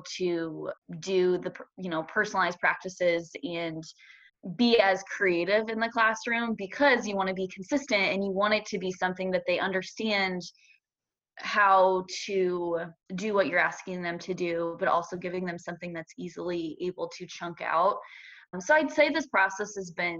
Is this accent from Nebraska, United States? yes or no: yes; Omaha, Nebraska, United States; I am from the Omaha area, and I went to Westside Public Schools.